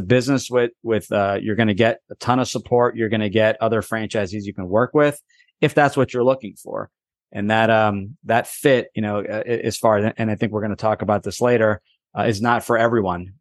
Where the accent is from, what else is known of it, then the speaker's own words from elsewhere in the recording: New Jersey, United States; born and raised in New Jersey